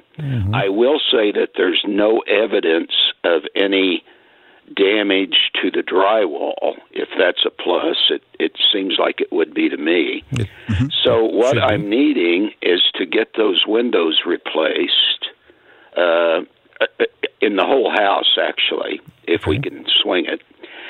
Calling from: Illinois, United States; And I'm actually calling from the Illinois side.

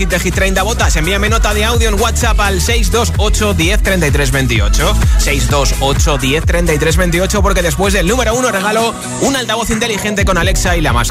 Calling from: Seville, Andalusia, Spain; de aquí de Sevilla.

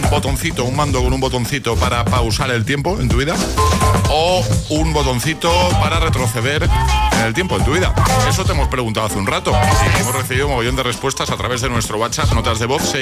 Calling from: Madrid, Community of Madrid, Spain; Buenos días, chavales. Aquí … desde Madrid.

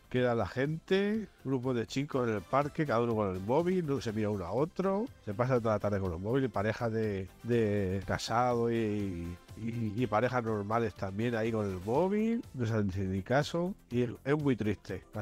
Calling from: Cartagena, Region of Murcia, Spain; de Cartagena.

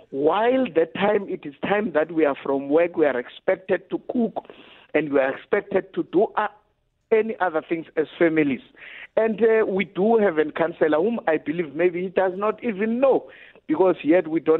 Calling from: Pretoria, Gauteng, South Africa; I'm calling from Pretoria in Mamelodi. Particularly calling from Nelamapias, where I'm residing in Extension 6.

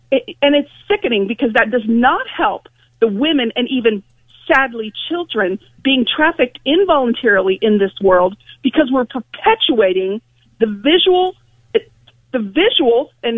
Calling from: Ohio, United States; Good morning, Bob. Ohio.

